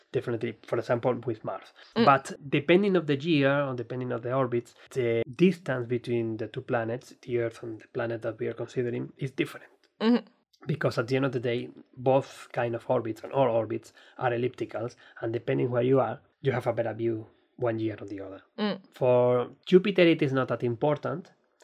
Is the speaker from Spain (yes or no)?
yes; Spain; English is a second language; particularly when I'm from Spain.